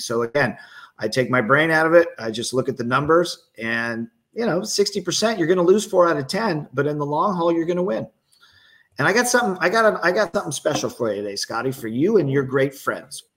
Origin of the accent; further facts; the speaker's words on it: Bay Area, California, United States; I'm from the Bay Area.